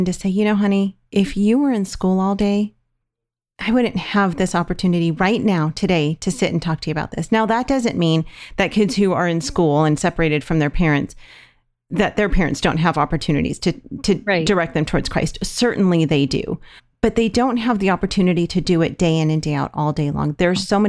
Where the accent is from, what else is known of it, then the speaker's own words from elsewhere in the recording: California, United States; we're from California